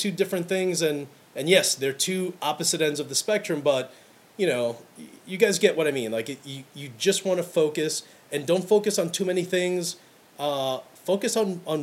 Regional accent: New York City, New York, United States; Growing up in Brooklyn

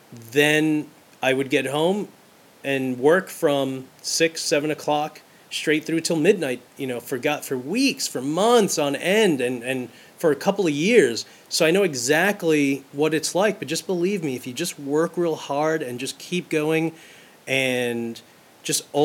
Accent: New York City, New York, United States; I'm from Brooklyn. I grew up in New York City

